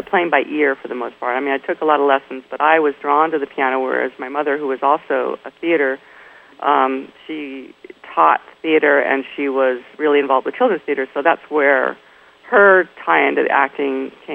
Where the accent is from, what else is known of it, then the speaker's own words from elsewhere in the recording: Newport Beach, California, United States; also born or lived in Santa Monica, California / Beverly Hills, California; I was born in Santa Monica and lived in Beverly Hills for about the first 4 years of my life. And then my father had this idea that he was an avid sailor. And I think it was during the Cuban crisis that he decided in the early 60s we needed to move down to Balboa